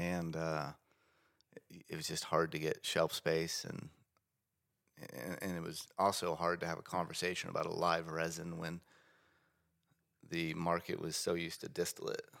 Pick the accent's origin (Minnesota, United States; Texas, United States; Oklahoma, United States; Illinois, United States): Oklahoma, United States; Bartlesville; my hometown in Bartlesville.